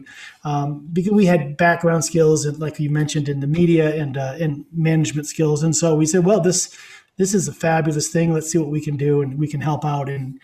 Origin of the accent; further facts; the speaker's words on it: Maine, United States; being someone who came from the north, I grew up in Maine